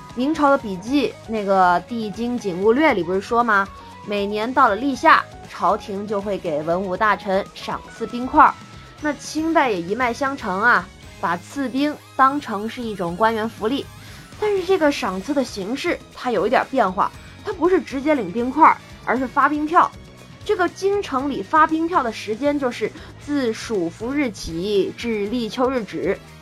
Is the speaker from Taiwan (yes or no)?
no; the South, southern China, China; 我是南方人，我们南方在潮湿的春天过后，就到了屋子跟蒸笼一样的夏天